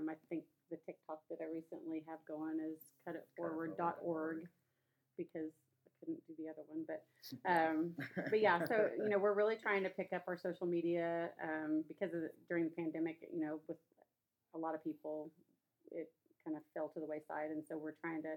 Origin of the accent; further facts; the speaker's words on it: Midwest City, Oklahoma, United States; The neighborhood that I grew up in Midwest City, Midwest City